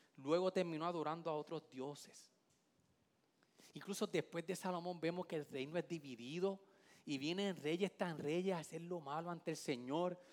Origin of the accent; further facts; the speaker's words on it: Vega Baja, Puerto Rico; yo soy de la playa de la Bajeada Sandín